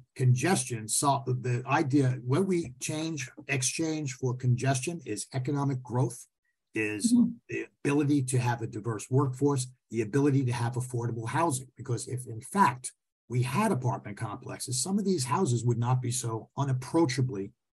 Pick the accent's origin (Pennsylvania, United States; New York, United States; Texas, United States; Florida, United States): New York, United States; Queens; now in Nassau County, United States; I'm from Queens. I moved here to Nassau County. What's wrong with Queens?